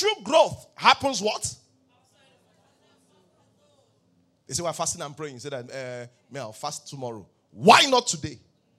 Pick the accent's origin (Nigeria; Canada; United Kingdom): Nigeria; Ibadan, Oyo; born there; Pastor, I was born in Ibadan.